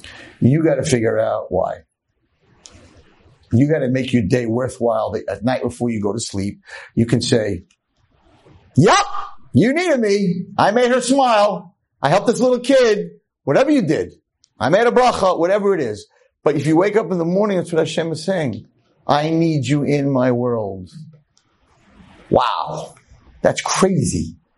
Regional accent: Muncie, Indiana, United States; I grew up in Muncie. I was the least expected to succeed in anything except be an amazing drummer and an amazing hockey player.

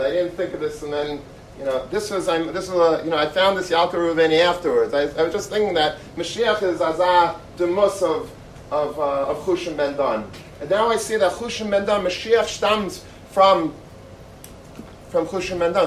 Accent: Long Beach, New York, United States; I grew up in Long Beach

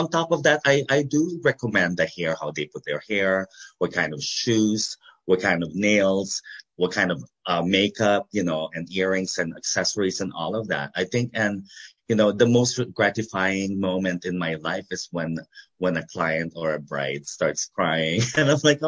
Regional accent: United States; where I am today because of the people that influenced me and guided me and inspired me, you know, being an American.

